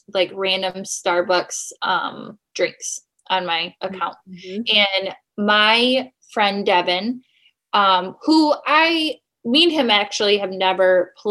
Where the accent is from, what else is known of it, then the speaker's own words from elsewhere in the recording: Michigan, United States; I'm from Michigan